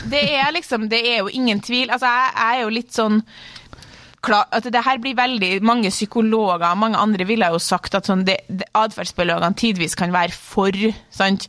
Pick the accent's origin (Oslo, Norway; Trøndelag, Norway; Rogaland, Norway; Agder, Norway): Trøndelag, Norway; Klæbu; fra eh, Klæbu, eller sånn Trondheim